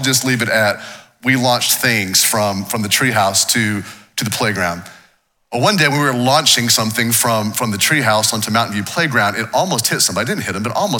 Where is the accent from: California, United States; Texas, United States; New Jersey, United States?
Texas, United States; Waco; I grew up here in Waco. This is my hometown.